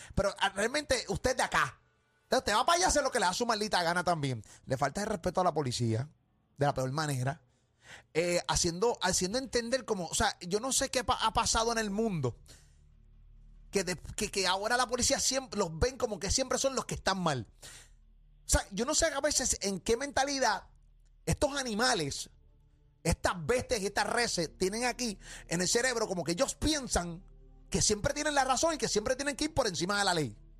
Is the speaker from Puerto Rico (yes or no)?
yes; Puerto Rico; orgullo de ser puertorriqueño